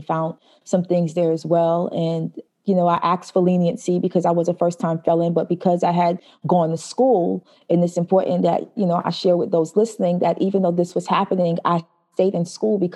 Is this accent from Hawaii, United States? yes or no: no; New York City, New York, United States; also born or lived in Albany, New York; I grew up in Brooklyn, New York